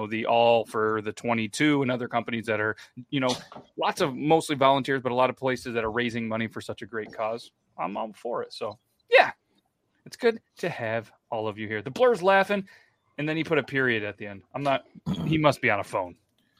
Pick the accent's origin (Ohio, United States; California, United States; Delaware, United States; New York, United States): New York, United States; I'm from New York.